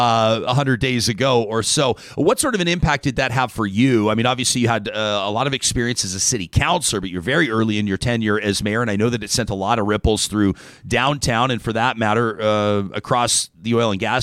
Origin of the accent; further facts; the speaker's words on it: Calgary, Alberta, Canada; my hometown, the city of Calgary